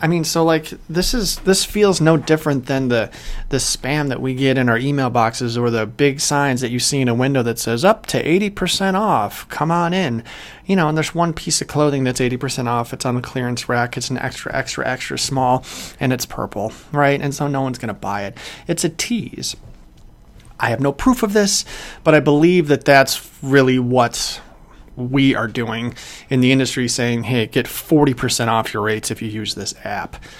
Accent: Chicago, Illinois, United States; moved away as an adult; also born or lived in Kalamazoo, Michigan; I'm from Chicago originally

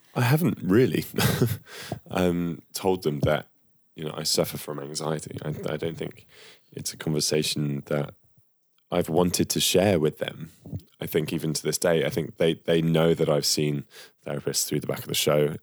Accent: United Kingdom; as Brits, right? As British men and women

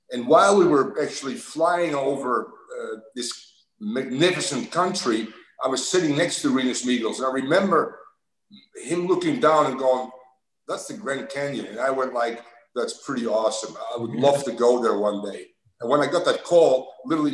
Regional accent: Amsterdam, North Holland, Netherlands; moved away as an adult; also born or lived in Los Angeles; now in United States; Born and raised in Amsterdam, the Netherlands

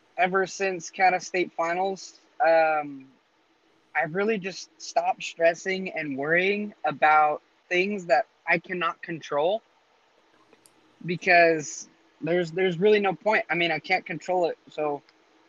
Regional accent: Las Vegas, Nevada, United States; also born or lived in Utah; I'm from Las Vegas, Nevada, but I do rodeo for the state of Utah, and Utah is the place that I really call home.

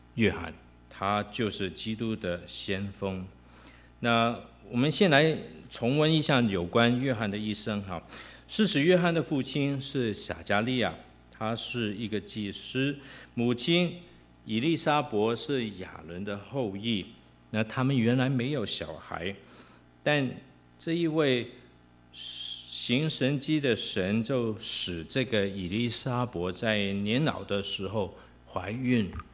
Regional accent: Hong Kong; moved away; 我跟明君，啊，我们都是在香港出生，香港长大

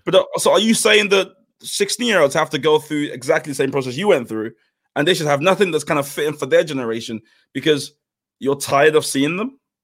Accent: London, United Kingdom; I grew up in South East London

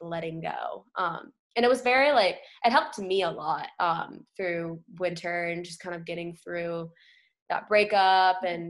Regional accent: Wilmington, North Carolina, United States; I grew up in a small town, Wilmington, North Carolina.

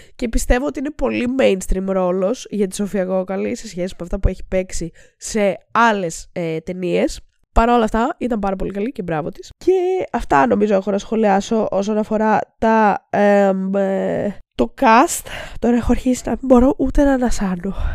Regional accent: Greece; σαν Έλληνες

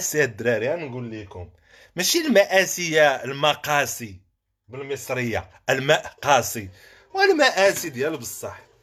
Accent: Morocco; moved away as an adult; now in France; انا مواطن مغربي

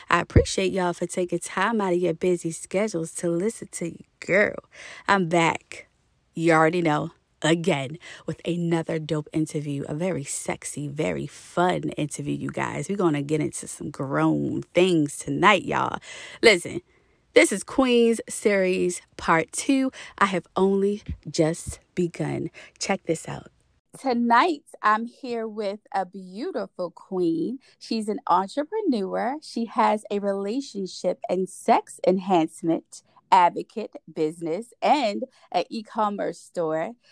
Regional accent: New York, United States; I'm from New York.

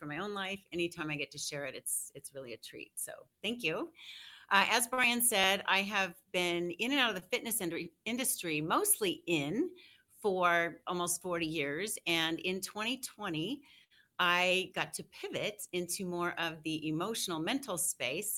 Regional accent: Denver, Colorado, United States; also born or lived in Aurora, Colorado / Greeley, Colorado; I was raised in Denver, Aurora, and went up to Greeley to go to UNC.

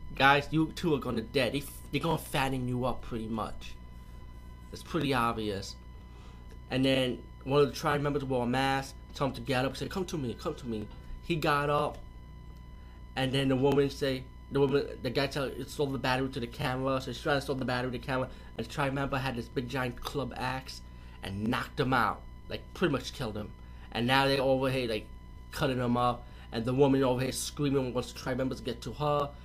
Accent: New York, United States; I'm from New York too

